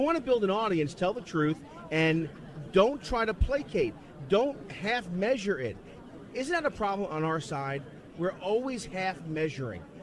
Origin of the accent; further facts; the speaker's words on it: New York City, New York, United States; I'm from the Bronx.